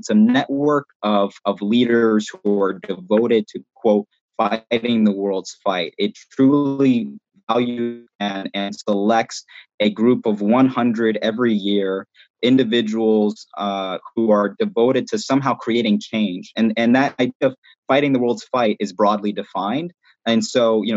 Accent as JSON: {"language": "English", "town": "Newark", "region": "New Jersey", "country": "United States", "said": "I came from Newark, and it's something that I'm proud"}